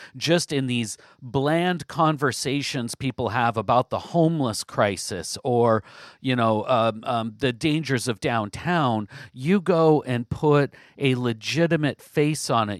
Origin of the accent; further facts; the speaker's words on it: Southwest Washington, United States; also born or lived in Vancouver, Washington; I grew up in Southwest Washington, um, spent most of my life in Southwest Washington.